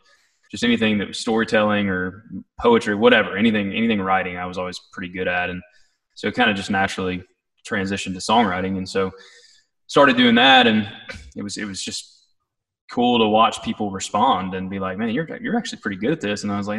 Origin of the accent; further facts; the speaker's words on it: East Tennessee, United States; I grew up in East Tennessee